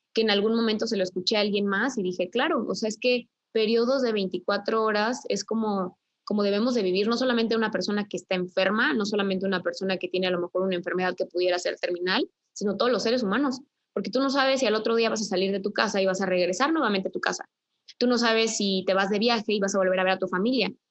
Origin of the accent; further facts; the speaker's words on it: Querétaro, Mexico; yo soy de Querétaro